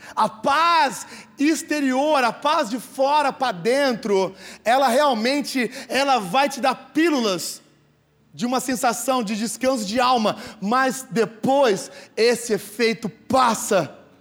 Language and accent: Portuguese; Sertãozinho, São Paulo, Brazil; now in Ribeirão Preto, Brazil; eu nasci em Sertãozinho